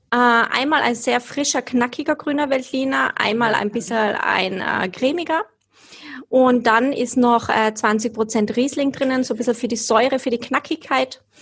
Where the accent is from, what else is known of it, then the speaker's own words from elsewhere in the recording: Leutasch, Tyrol, Austria; Ich komme aus Tirol, Leutasch.